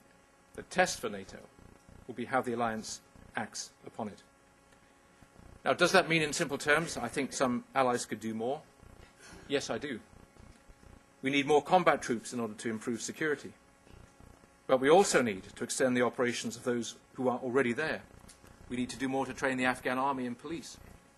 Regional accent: United Kingdom; I am asking over 8,000 brave young men and women who wear the uniform of my country to pay the ultimate price in the service of the United Kingdom.

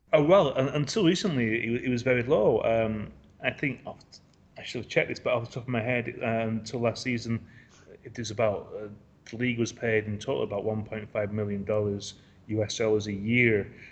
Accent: England, United Kingdom; now in Asia; I'm an English football writer based in in Asia

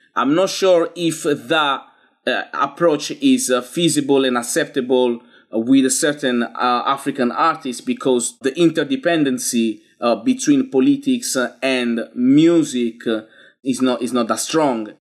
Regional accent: Italy; moved away as an adult; now in London, United Kingdom; I grew up in Italy, but I'm not resident in Italy anymore. I, I've been living in London for thirteen years

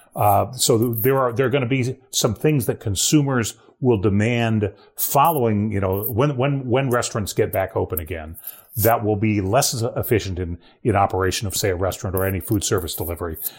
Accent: Ohio, United States; moved away; my home state of Ohio

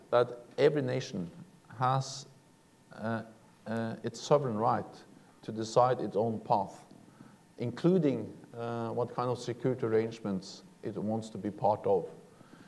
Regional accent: Norway; I'm coming from Norway

